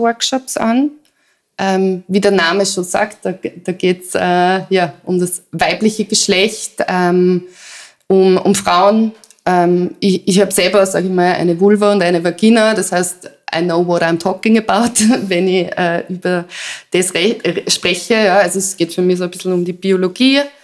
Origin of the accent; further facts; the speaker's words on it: Salzburg, Austria; moved away; also born or lived in Vienna; ich komme aus Salzburg